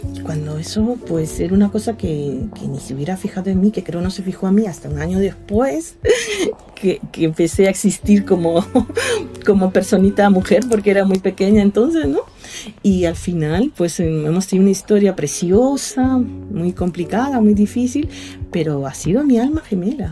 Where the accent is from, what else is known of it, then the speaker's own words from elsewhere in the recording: Callao, Peru; moved away; also born or lived in Lima; allá en Perú, soy de Lima, bueno, yo soy chalaca, del Callao